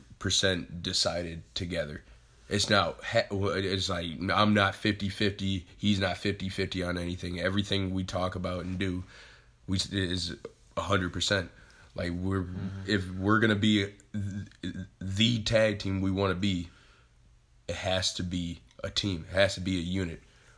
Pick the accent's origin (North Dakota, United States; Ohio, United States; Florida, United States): Ohio, United States; Sandusky; I'm from originally Sandusky, Ohio. That's about an hour west of here